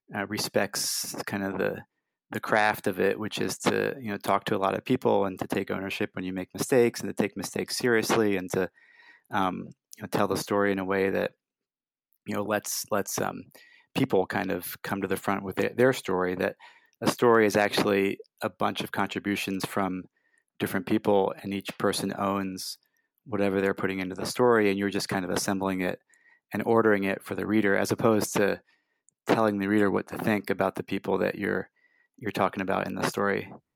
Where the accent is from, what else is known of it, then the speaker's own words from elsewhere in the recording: Brussels, Brussels-Capital Region, Belgium; now in United States; I grew up in Brussels